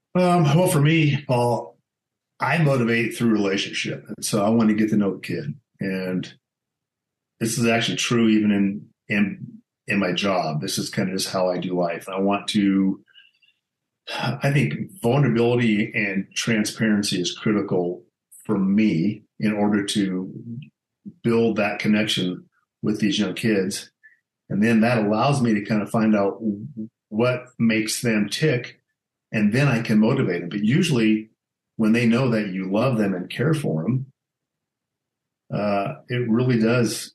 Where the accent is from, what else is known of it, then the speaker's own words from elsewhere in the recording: Alamosa, Colorado, United States; also born or lived in Grand Junction, Colorado; my dad was transferred. He was J.C. Penney, and he was transferred to Alamosa, Colorado, and that's pretty much where I grew up